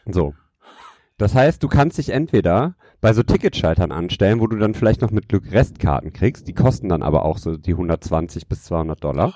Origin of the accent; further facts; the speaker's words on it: Düsseldorf, North Rhine-Westphalia, Germany; ich als kleiner Stadtjunge hier